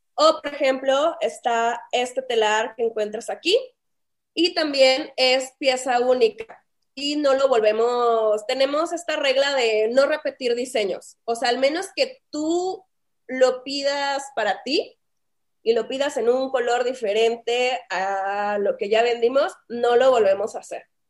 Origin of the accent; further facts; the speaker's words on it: Saltillo, Coahuila, Mexico; accent: northern Mexican; moved away as an adult; also born or lived in Monterrey / Playa del Carmen; now in Mexico City, Mexico; como escucharán en mi tomo, en mi tono, yo soy del norte de México, soy de Saltillo, Coahuila. Allá crecí, allá pues me hice.